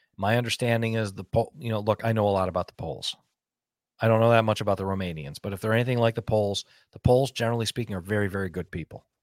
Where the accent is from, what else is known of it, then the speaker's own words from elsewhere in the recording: United States; as an American